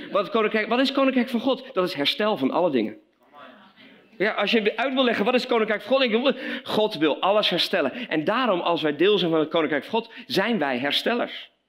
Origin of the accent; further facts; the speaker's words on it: Belgium; now in Veenendaal, Netherlands; We hebben twee dochters, we wonen in Veenendaal. Oorspronkelijk kom ik uit België als zoon van zendelingen.